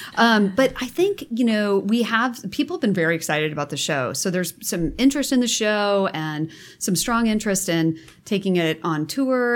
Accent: Nebraska, United States; moved away as an adult; now in California, United States; I'm from Nebraska, sixth generation

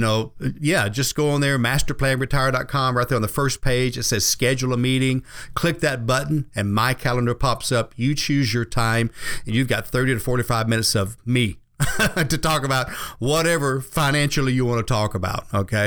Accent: the South, United States; I grew up here in the South

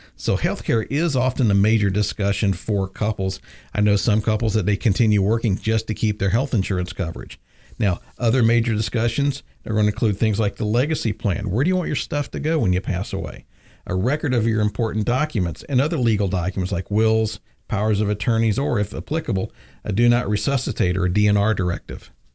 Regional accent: the South, United States; I grew up in the South

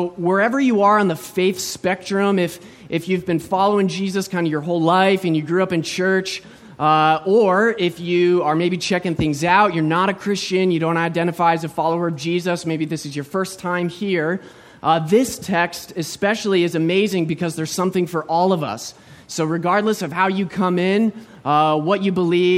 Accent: United States; moved away as an adult; also born or lived in St. Petersburg, Florida; now in Vancouver, Canada; I was born and raised in the States

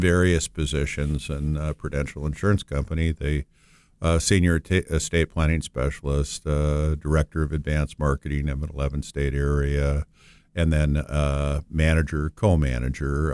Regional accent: Moorhead, Minnesota, United States; I'm originally from Moorhead, Minnesota, which is a small town right next to Fargo, North Dakota

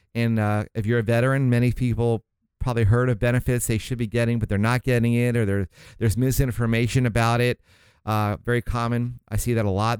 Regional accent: St. Augustine, Florida, United States; moved away as an adult; also born or lived in Miami, Florida; my folks moved up to, um, Saint Augustine. It's a small town near Jacksonville, Florida.

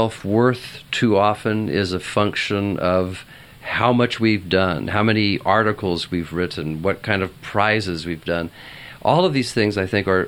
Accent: Southern California, United States; also born or lived in Santa Barbara; I'm Southern Californian.

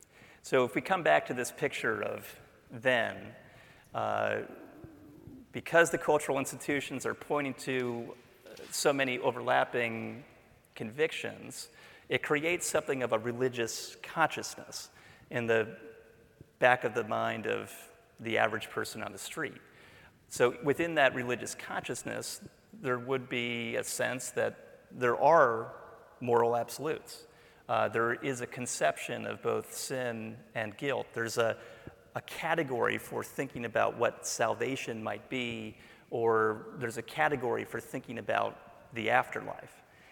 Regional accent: Memphis, Tennessee, United States; It was just that I grew up in Memphis. Like most southern U.S. cities in the 1960s, Memphis was overflowing with Christianity.

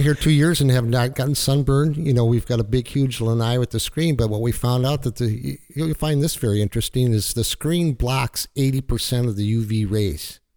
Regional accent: Minnesota, United States; moved away as an adult; now in Florida, United States; I'm a fisherman from Minnesota

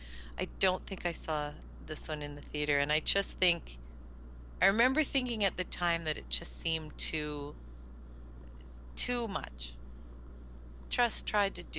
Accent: Canada; I'm Canadian

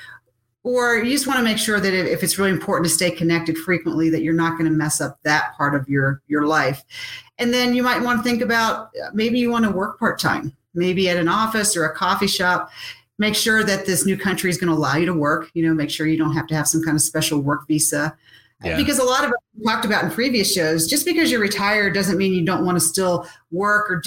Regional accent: United States; as an American

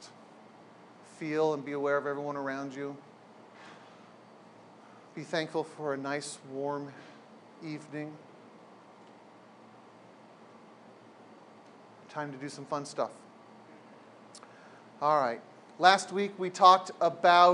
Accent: San Diego, California, United States; I grew up in San Diego

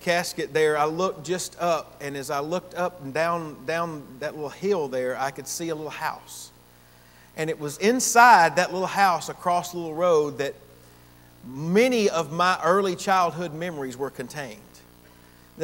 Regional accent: Gainesville, Georgia, United States; Gainesville, Georgia, in my hometown

